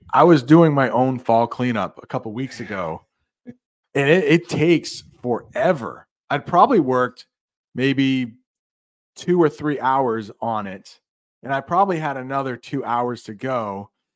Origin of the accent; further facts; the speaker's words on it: United States; as an American